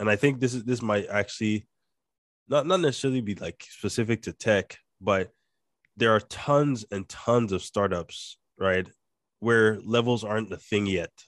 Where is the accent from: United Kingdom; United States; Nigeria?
Nigeria; accent: Nigerian; my, my Nigerian accent